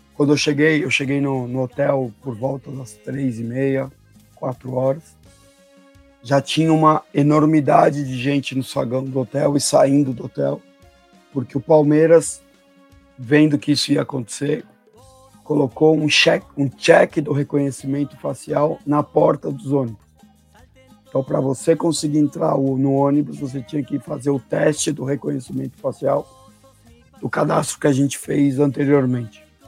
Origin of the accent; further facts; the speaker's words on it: Argentina; now in Brazil; eu, como argentino